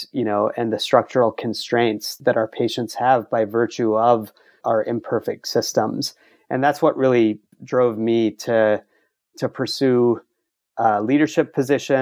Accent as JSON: {"language": "English", "town": "Baton Rouge", "region": "Louisiana", "country": "United States", "tie": "born or raised there", "moved": "yes", "lives_now": "New York City, United States", "said": "I grew up in Baton Rouge"}